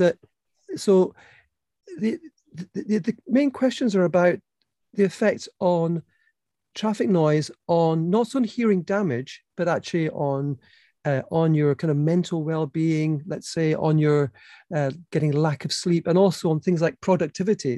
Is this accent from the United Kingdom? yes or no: yes; Edinburgh, Scotland, United Kingdom; I'm from Edinburgh, which has lots of cobbled streets